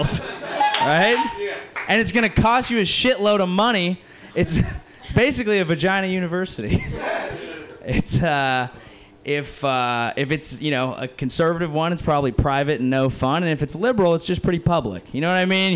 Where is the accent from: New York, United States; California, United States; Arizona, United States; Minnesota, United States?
California, United States; San Jose; I grew up near San Jose